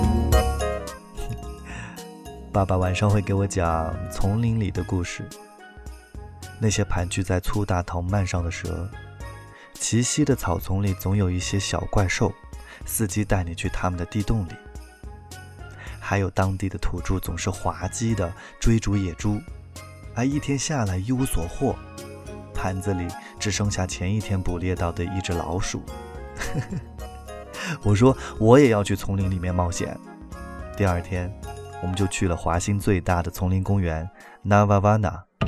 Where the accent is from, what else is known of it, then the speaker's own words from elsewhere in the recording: Kunming, Yunnan, China; 昆明没有海，对于从小在昆明长大的孩子来说